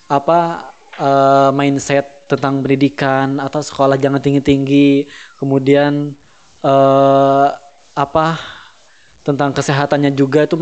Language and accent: Indonesian; Yogyakarta, Special Region of Yogyakarta, Indonesia; Kalau dulu tuh kan karena aku dari Jogja gitu ya